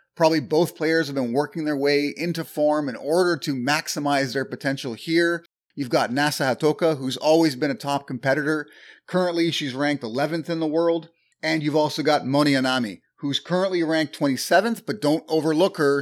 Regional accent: Canada; I'm Canadian

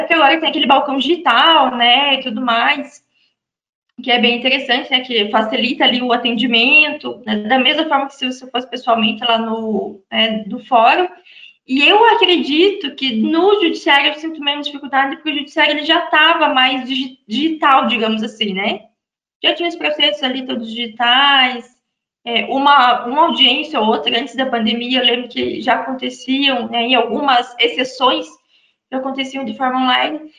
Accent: Santa Catarina, Brazil; moved away as an adult; Eu sou de Santa Catarina

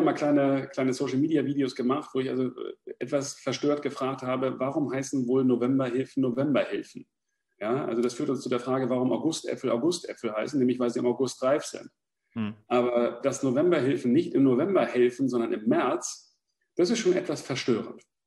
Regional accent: Germany; jetzt komme ich aus der Nähe von Hamburg

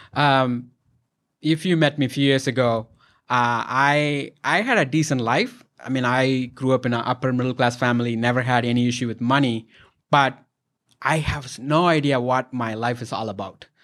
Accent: India; moved away; I'm from India, our culture, you support and respect elders

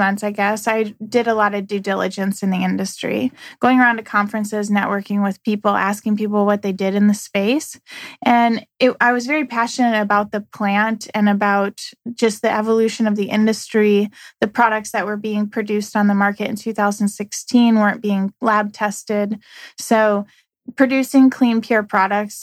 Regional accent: St. Louis, Missouri, United States; I'm from St. Louis.

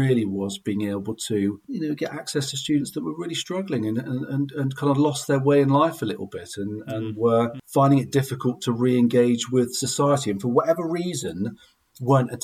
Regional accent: Glastonbury, South West England, United Kingdom; I grew up in Glastonbury in Somerset, attended the local secondary school

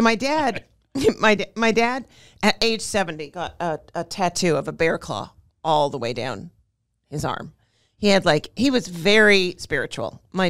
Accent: Montreal, Quebec, Canada; born or raised there

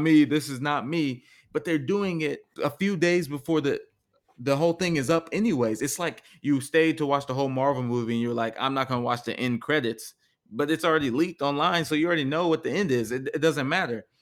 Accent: Texas, United States; we're from Texas

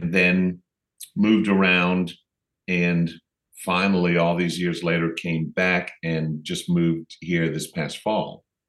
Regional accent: Knoxville, Tennessee, United States; also born or lived in New Orleans / Pennsylvania; Yeah, well, I was born in New Orleans. My family moved around when I was a baby. I lived in Knoxville, Tennessee. So even though I'm technically from New Orleans, I sure don't sound like it.

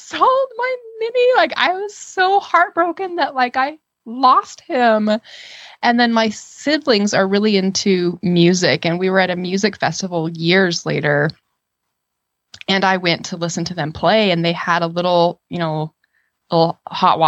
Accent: Utah, United States; I grew up in Utah

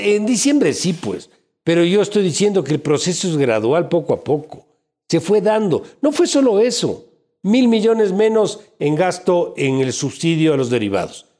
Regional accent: Ecuador; como ecuatoriano

